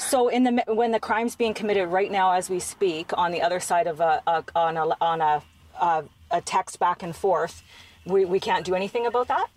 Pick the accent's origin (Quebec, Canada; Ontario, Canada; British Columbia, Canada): British Columbia, Canada; I'm from British Columbia.